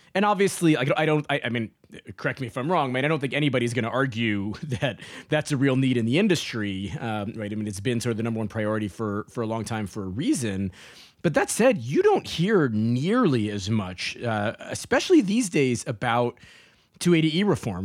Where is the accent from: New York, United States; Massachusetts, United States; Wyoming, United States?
New York, United States; New York City; moved away; also born or lived in Florida; grew up in New York City